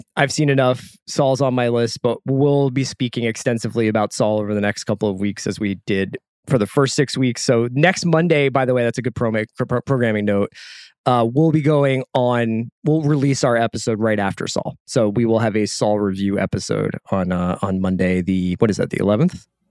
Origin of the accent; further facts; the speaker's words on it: United States; I am American.